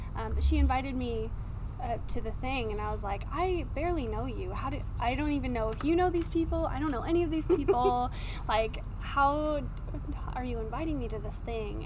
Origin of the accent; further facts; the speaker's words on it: Washington, United States; moved away as an adult; I am from um, Washington State